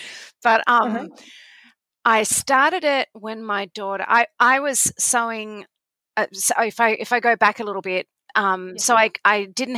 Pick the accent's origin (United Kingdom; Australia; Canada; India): Australia; moved away as an adult; now in Virginia, United States; I'm an Australian. I've been living in Virginia